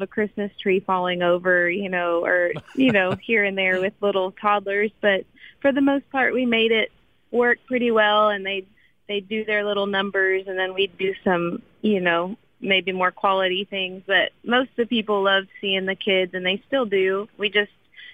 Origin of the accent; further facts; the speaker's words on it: San Antonio, Texas, United States; now in Austin, United States; I grew up in San Antonio